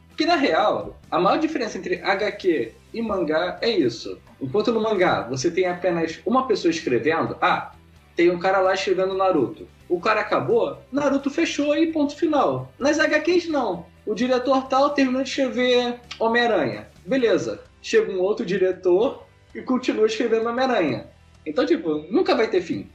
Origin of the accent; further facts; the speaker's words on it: Rio de Janeiro, Brazil; A gente é do Rio de Janeiro. Só que, tipo, eu não moro no centro do Rio de Janeiro, tipo, na parte nobre. Eu moro numa parada mais afastada, Campo Grande